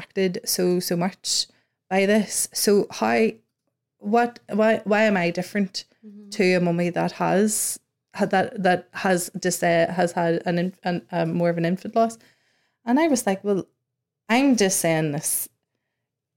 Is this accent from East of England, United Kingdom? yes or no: no; Northern Ireland, United Kingdom; we come from Northern Ireland